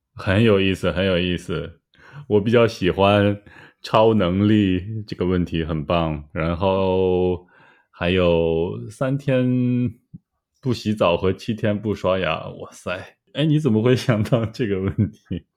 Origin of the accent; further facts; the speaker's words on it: Shanxi, China; 山西过油肉是我家乡的中国菜